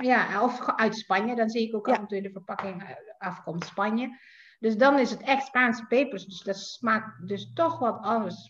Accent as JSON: {"language": "Dutch", "region": "Jakarta", "country": "Indonesia", "tie": "born or raised there", "also_born_or_lived": "Leiden, Netherlands", "moved": "as an adult", "lives_now": "Netherlands", "said": "Ik ben geboren en getogen in Jakarta, inderdaad. Ik ben dus hier eh, komen wonen in 2007"}